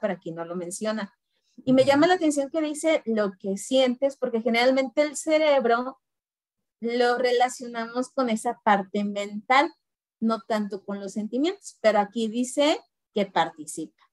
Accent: Guanajuato, Mexico; also born or lived in Mexico City; vivo en Guanajuato. Eh, nací en la Ciudad de México. Bueno, antes el DF, el defectuoso. Pero desde muy niña me vine a vivir a Guanajuato. Y aquí radico.

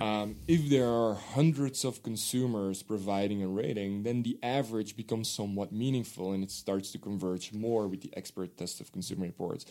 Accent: Netherlands; first language Dutch; English is a second language; moved away; my native language is Dutch

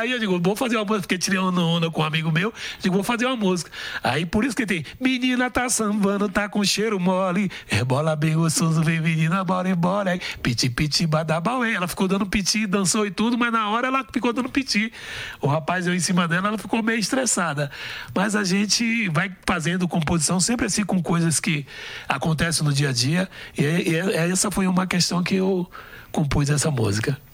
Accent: São Francisco do Conde, Bahia, Brazil; Eu sou de São Francisco do Conde. Fica a uma hora e meia de, de Salvador

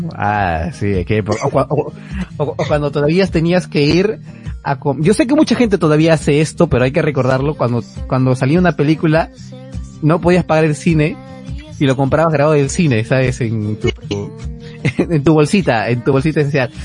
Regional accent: Peru; O sea, somos peruanos

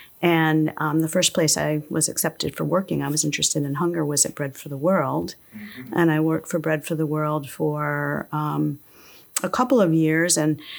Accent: Endicott, New York, United States; also born or lived in Queens, New York City; And so I grew up in Endicott, New York, which was an immigrant town.

